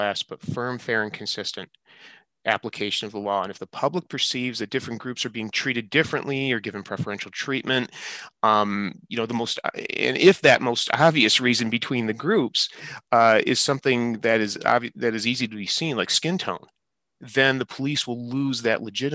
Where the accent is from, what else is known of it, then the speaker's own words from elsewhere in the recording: Detroit, Michigan, United States; moved away as an adult; also born or lived in California; I grew up in Metro Detroit